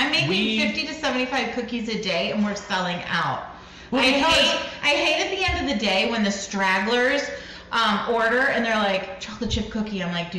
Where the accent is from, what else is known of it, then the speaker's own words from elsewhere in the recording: Michigan, United States; also born or lived in Texas; now in Oregon, United States; We born and raised in Michigan, did a stint in Texas, but now we live in Oregon, which is land of Goonies.